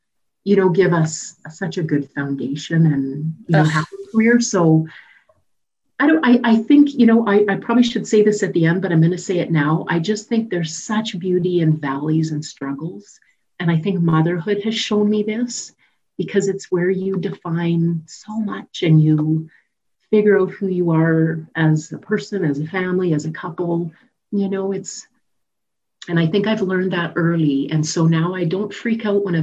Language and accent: English; Saskatoon, Saskatchewan, Canada; moved away as an adult; I grew up in Saskatoon.